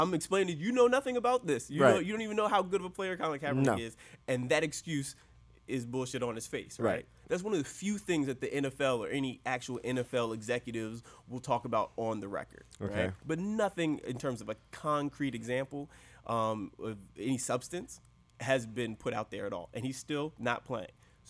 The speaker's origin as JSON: {"language": "English", "town": "Baltimore", "region": "Maryland", "country": "United States", "said": "I'm from the Baltimore area, so we are fans of the Ravens"}